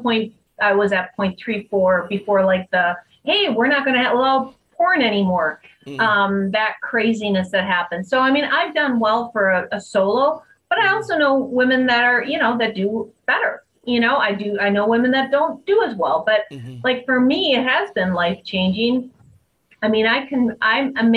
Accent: Wisconsin, United States; I'm from Wisconsin

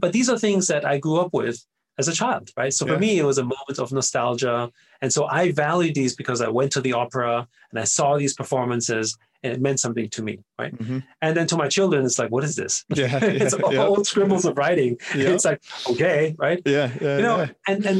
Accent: Vienna, Austria; first language German; English is a second language; moved away; I grew up in Vienna in Austria

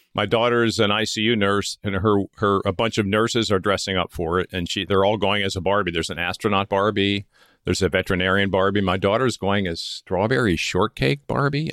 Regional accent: Philadelphia, Pennsylvania, United States; moved away as an adult; also born or lived in Coronado, California; I grew up near Philadelphia

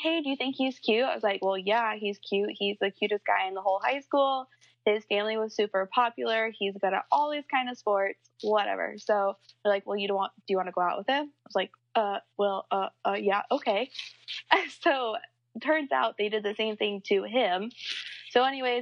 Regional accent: Midwest, United States; I'm from the Midwest, and I am 24.

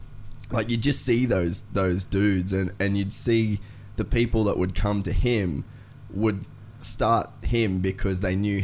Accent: Cairns, Queensland, Australia; also born or lived in United States / Brisbane; now in Gold Coast, Australia; we grew up in Cairns, it was pretty rough.

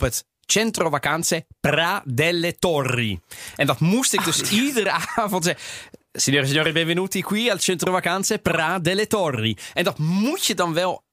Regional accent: Netherlands; also born or lived in Sardinia (family origin); Ik ben opgegroeid in Nederland

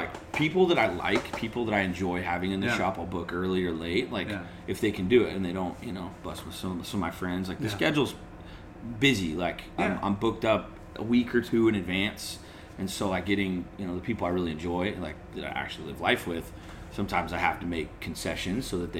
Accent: Nebraska, United States; I'm going to start surfing, I moved to Southern California. I'm from Nebraska.

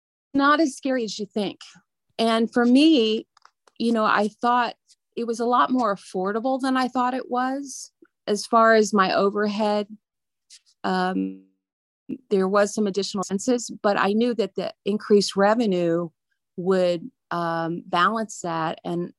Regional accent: Indiana, United States; I was raised in the Wabash Valley, and I'm just now realizing the beauty that surrounded me all the time.

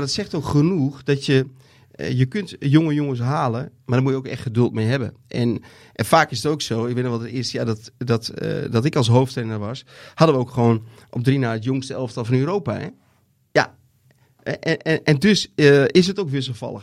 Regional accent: Netherlands; als Nederlanders

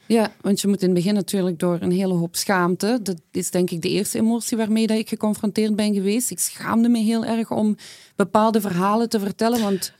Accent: Flanders, Belgium; kom ik uiteraard uit Vlaanderen.

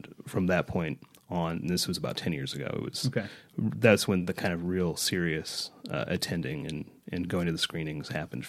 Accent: Park City, Utah, United States; As I never get tired of telling people, I grew up in Park City. I'm a native Parkite.

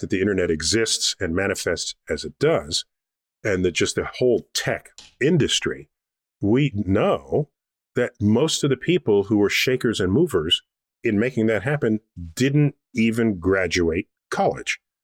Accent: New York City, New York, United States; I grew up in New York City in the Bronx.

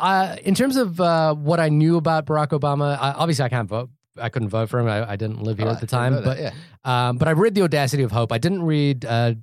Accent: New Zealand; also born or lived in Fiji; now in United States; Is that I'm Indian. That's just the first thing that people notice about me. But I was born in Fiji. I grew up in New Zealand. I live in America.

